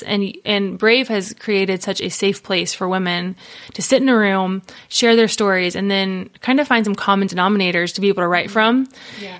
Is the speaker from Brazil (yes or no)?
no; Cincinnati, Ohio, United States; now in Tennessee, United States; I'm from the Buckeye State, Ohio. So born and raised Cincinnati, Ohio